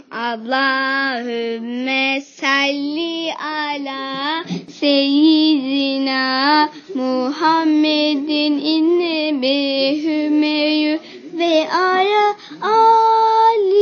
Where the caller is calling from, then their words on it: Konya, Turkey; Konya'dan … Ben 5 yaşındayım.